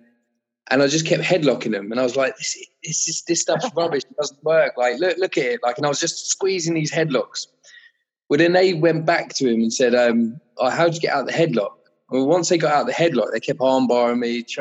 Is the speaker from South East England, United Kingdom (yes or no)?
yes; Kent, South East England, United Kingdom; I was from Kent